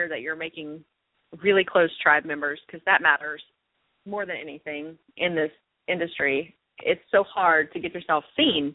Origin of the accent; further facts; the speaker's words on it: Tennessee, United States; moved away; also born or lived in Murfreesboro, Tennessee; I was actually born in Tennessee and lived in Murfreesboro for about 4 years